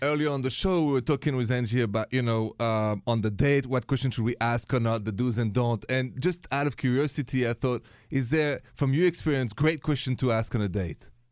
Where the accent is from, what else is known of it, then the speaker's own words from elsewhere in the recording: France; now in United States; I'm from France